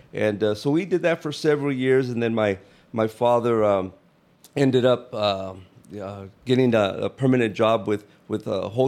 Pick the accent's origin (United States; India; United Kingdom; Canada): United States; Overton, Nevada; born there; I was born in Overton, Nevada, March 31st, 1959, just outside Vegas in the Fire Canyon Valley. You know, just north of Las Vegas off the interstate, little community, you know, probably population 350, something like that.